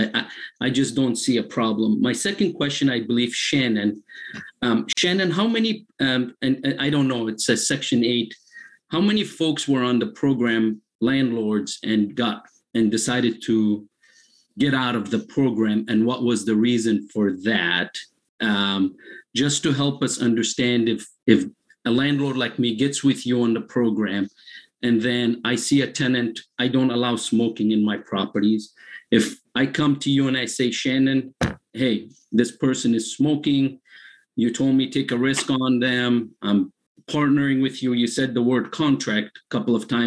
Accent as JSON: {"language": "English", "country": "Egypt", "moved": "yes", "lives_now": "Lawrence, United States", "said": "I'm originally from Egypt"}